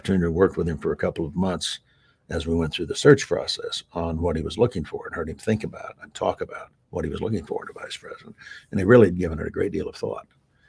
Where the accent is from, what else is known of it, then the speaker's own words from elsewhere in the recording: Wyoming, United States; I'm from Wyoming, the smallest state in the nation, population-wise, 3 electoral votes.